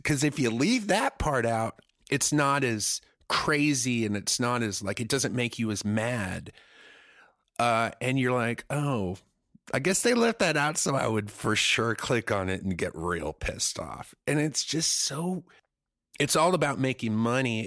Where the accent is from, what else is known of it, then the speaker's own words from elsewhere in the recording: Germany; now in United States; I grew up in Germany where there's, like, nude beaches and nude parks